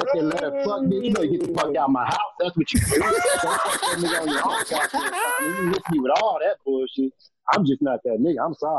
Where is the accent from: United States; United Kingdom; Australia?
United States; Texas; now in California, United States; I'm originally from Texas, but I'm out in California right now.